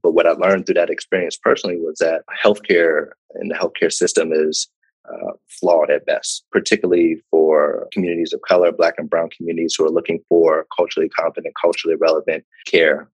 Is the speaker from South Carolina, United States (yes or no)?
no; Pittsburgh, Pennsylvania, United States; moved away as an adult; also born or lived in Ann Arbor, Michigan / West Virginia / New York / Chicago; I'm originally from Pittsburgh, Pennsylvania